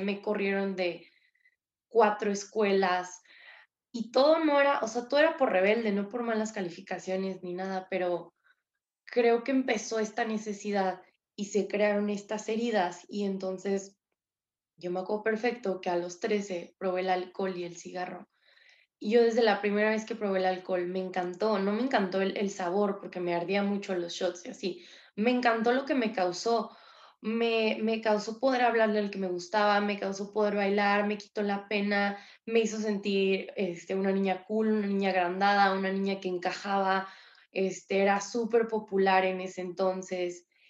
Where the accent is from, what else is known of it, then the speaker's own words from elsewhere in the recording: San Luis Potosí, Mexico; Yo soy de San Luis Potosí